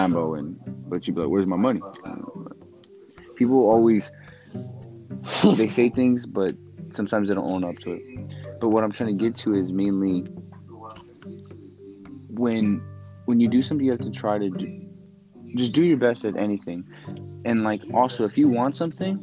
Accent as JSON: {"language": "English", "region": "California", "country": "United States", "moved": "yes", "said": "I'm from Cali"}